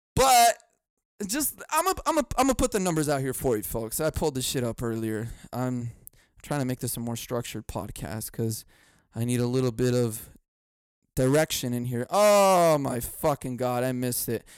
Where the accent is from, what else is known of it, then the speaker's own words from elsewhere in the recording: United States; I'm an American.